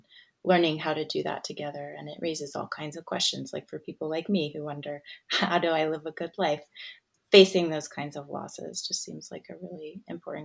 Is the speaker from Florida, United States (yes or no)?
yes; Gulf Coast, Florida, United States; now in Australia; I grew up in Florida on the Gulf Coast